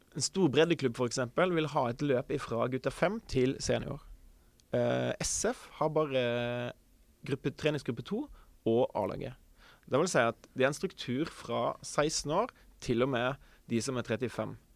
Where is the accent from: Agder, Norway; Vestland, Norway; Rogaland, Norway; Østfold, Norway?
Vestland, Norway; Kvinnherad; also born or lived in Oslo; now in Sandefjord, Norway; Født og oppvokst i Kvinnherad, som er en kommune i eh, Sunnhordland